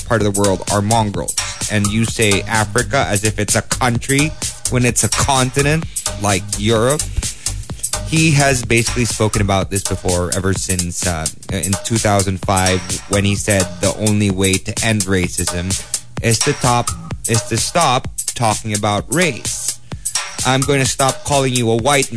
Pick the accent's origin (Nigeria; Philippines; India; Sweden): Philippines; I'm Filipino, but I'm also half Norwegian.